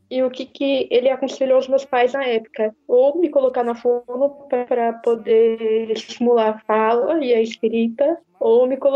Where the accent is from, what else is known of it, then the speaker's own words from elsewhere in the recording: Santa Branca, São Paulo, Brazil; now in São Caetano do Sul, Brazil; Eu sou do, de Santa Branca, interior de São Paulo, mas atualmente moro em São Caetano.